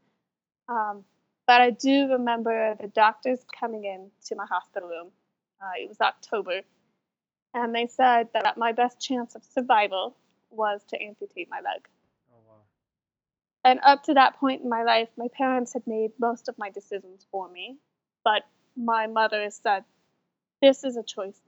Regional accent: Salt Lake City, Utah, United States; I am from Salt Lake City, Utah. So born, raised, I still live here.

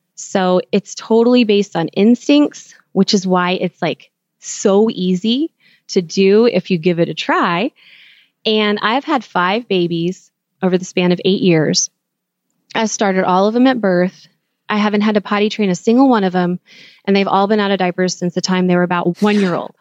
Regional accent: Texas, United States; moved away; also born or lived in California; growing up in Texas

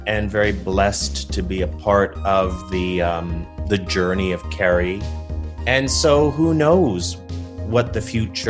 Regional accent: Toronto, Ontario, Canada; moved away as an adult; also born or lived in New York; You know, I'm a kid from Toronto, and I moved to New York, spent 20 years there.

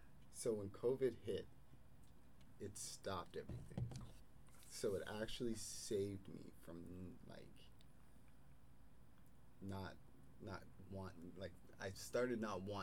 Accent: Nova Scotia, Canada

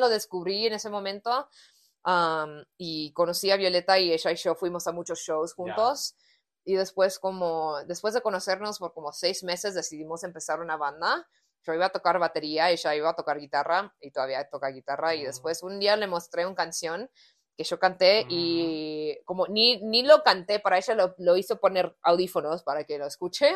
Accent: United States; Spanish is a second language; yo soy de Estados Unidos

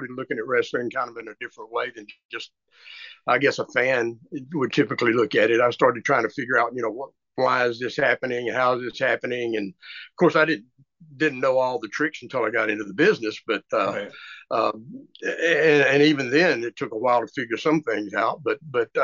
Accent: Tyler, Texas, United States; I was raised about 90 miles from Dallas, a town called Tyler. My family is from that area

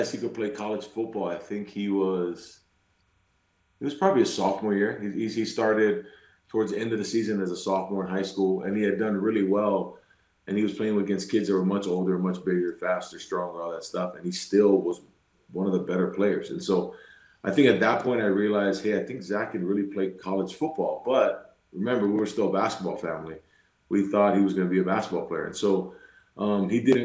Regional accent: Utah, United States; we're from Utah

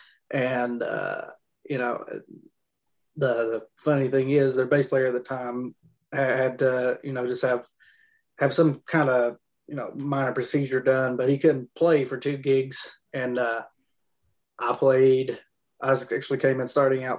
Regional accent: Pike County, Kentucky, United States; I'm from Pike County.

